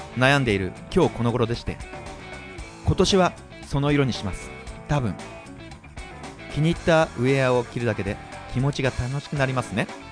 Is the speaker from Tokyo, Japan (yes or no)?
yes; Tokyo, Japan; 東京生まれの東京育ち